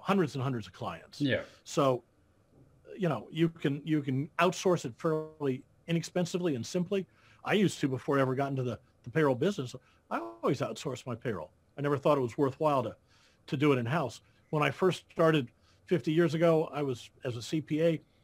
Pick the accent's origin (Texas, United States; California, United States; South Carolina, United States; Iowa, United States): Iowa, United States; I was born and raised in Iowa